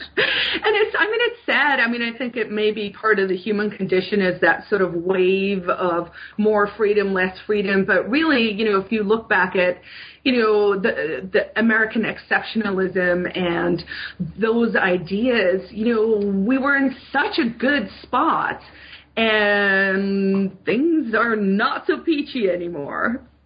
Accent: South Africa; moved away as an adult; now in New Hampshire, United States; I'm I'm an immigrant. I moved to America from South Africa. I grew up in a police state under the apartheid regime

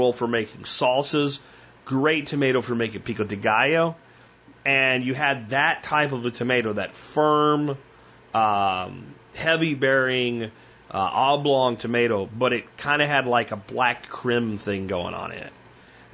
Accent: Pennsylvania, United States; now in Texas, United States; I grew up in Pennsylvania where a lot of these things just weren't a problem

